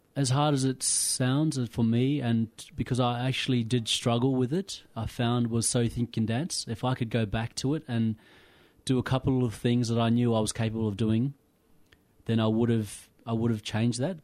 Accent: Pilbara, Western Australia, Australia; moved away as an adult; also born or lived in Kimberley, Western Australia; now in Melbourne, Australia; I was brought up in the Pilbara, but I, my roots come from the Kimberleys.

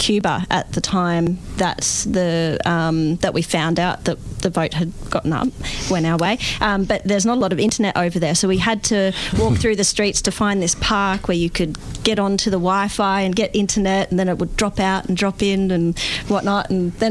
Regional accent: Queensland, Australia; now in Victoria, Australia; I'm originally from Queensland, but I've been down here quite a while

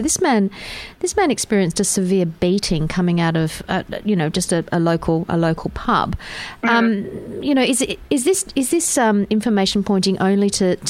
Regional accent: Perth, Western Australia, Australia; moved away; Perth, and you know that's it's my hometown.

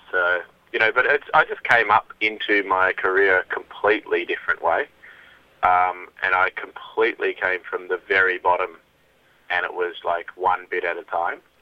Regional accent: Melbourne, Victoria, Australia; in Melbourne, it's like my hometown

